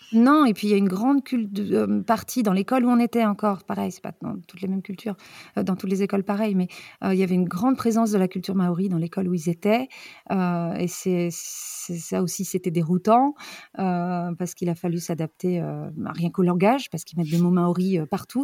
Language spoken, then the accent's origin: French; France; moved away as an adult; also born or lived in New Zealand / Brittany; now in Neuchâtel, Switzerland; On est originaire de France, les enfants sont nés en Bretagne, on a trois petits Rennais.